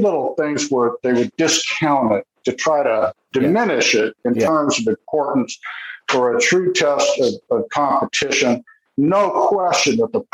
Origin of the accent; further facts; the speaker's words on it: United States; I'm American